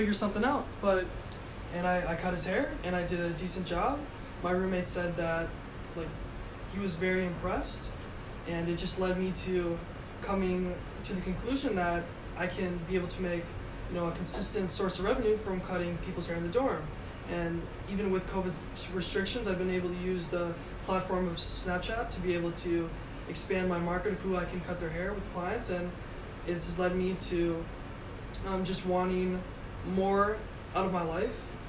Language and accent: English; Madison, Wisconsin, United States; my hometown of Madison, Wisconsin